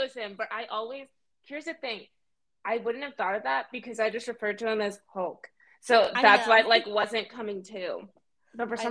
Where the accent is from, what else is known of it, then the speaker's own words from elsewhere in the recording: Delta, Nigeria; I'm from Delta State